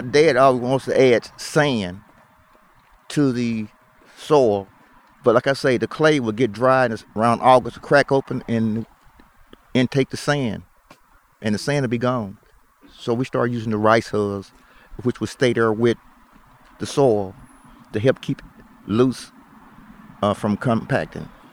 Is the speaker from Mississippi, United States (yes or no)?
yes; Greenville, Mississippi, United States; I was born and raised here